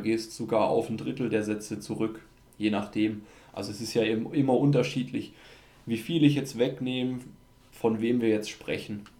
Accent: Austria; bei uns in Österreich.

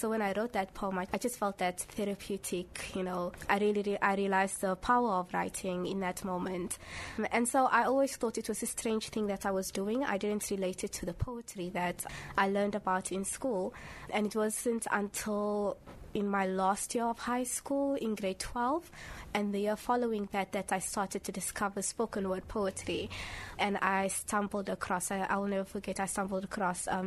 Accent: Cape Town, Western Cape, South Africa; I grew up in Cape Town, but my parents are from Somalia.

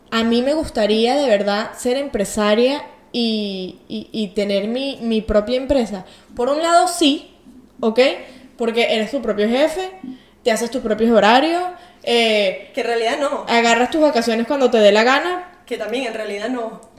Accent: Venezuela; moved away; also born or lived in Portugal; Y entonces, o sea, ellos tenían su empresa en Venezuela. Eh, cuando nos fuimos de Venezuela en 2009, nos fuimos a Portugal, mi papá y mamá tuvieron que empezar de cero.

